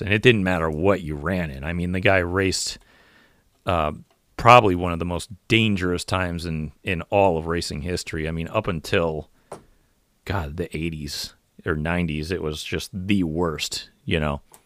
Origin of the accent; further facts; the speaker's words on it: United States; I'm an American and I race NASCAR